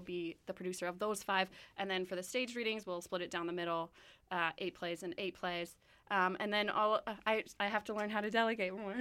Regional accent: Winnipeg, Manitoba, Canada; I'm from Winnipeg

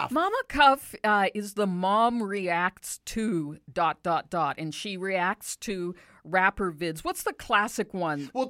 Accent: Canada; So we thought we're coming from Canada, and the closest thing Canada has to that country kind of scene is Calgary and the Stampede.

